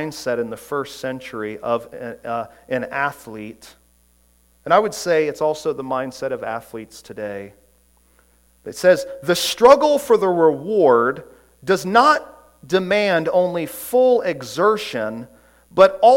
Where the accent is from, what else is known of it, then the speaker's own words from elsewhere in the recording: Orlando, Florida, United States; growing up in Orlando, I was a huge Orlando Magic fan